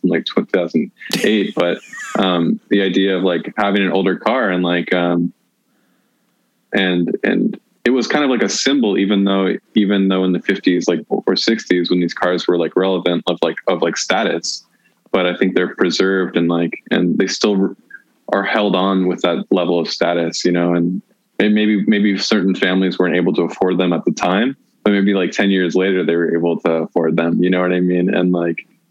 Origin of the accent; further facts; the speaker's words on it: United States; I grew up in the United States